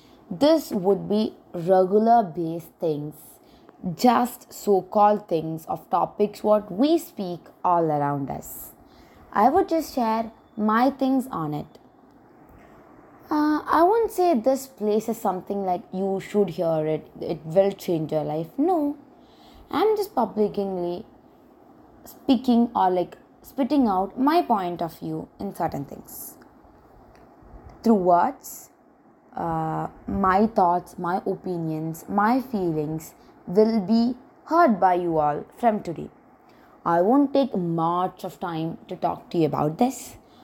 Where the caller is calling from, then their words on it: India; I'm talking from India.